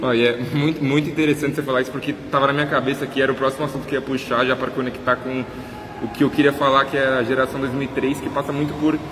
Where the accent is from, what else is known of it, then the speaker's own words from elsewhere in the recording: Minas Gerais, Brazil; moved away; eu sou de Minas mas faz muito tempo que eu não venho para cá, para Belo Horizonte